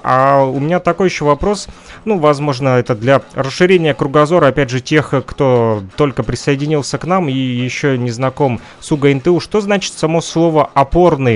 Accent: Kirovsk, Luhansk Oblast, Ukraine

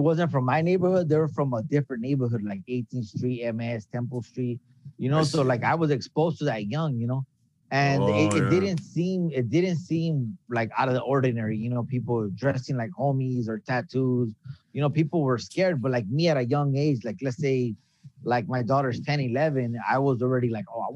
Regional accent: Baldwin Park, California, United States; also born or lived in Los Angeles; I was born in L.A., but I was raised in Baldwin Park

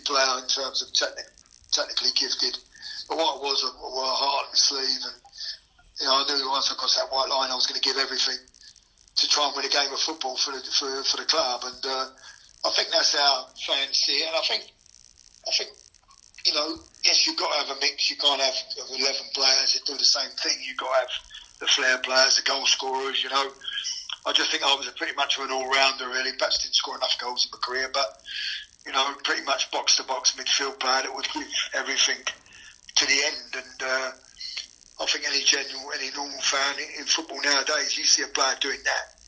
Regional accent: Gravesend, South East England, United Kingdom; I come from Kent, you know, I was a Gravesend lad, and, you know, it was on my doorstep.

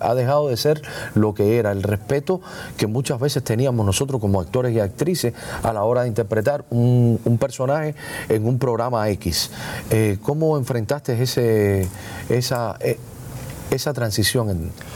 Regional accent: Hialeah, Florida, United States; yo soy de Hialeah

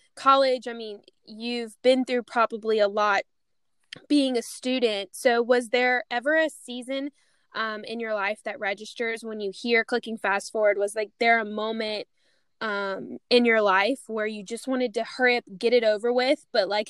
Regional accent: Louisiana, United States; moved away; I went home for Christmas break

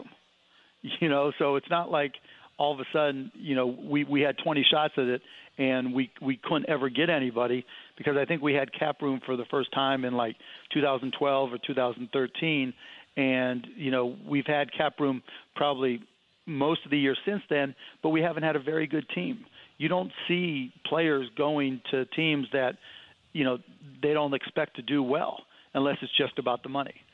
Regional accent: Cleveland, Ohio, United States; Yeah, I'm from Cleveland

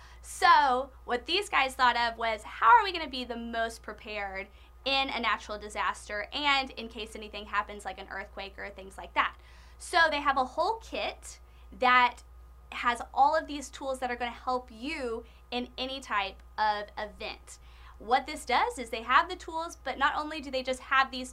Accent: Oklahoma, United States; I'm from Oklahoma and I have been through tornadoes and earthquakes and snow and blizzards

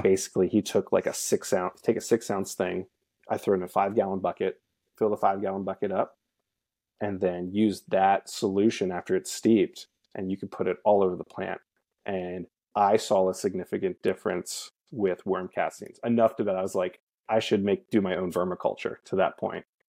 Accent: Lancaster, Pennsylvania, United States; moved away; I grew up in Lancaster, Pennsylvania, in Amish country.

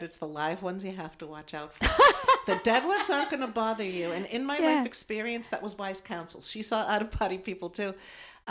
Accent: East Coast, United States; We're from the East Coast

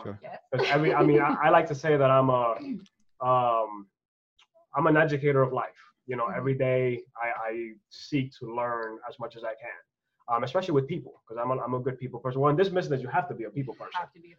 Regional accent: New York City, New York, United States; moved away as an adult; now in Florida, United States; I'm from Brooklyn

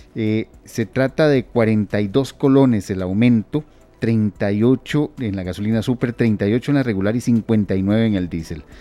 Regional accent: Costa Rica

